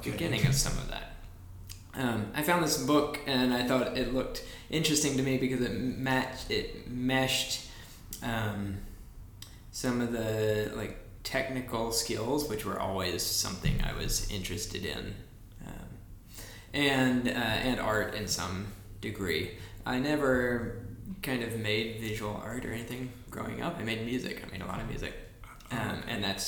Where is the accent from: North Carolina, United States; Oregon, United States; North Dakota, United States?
North Carolina, United States; moved away as an adult; now in New York, United States; I'm from North Carolina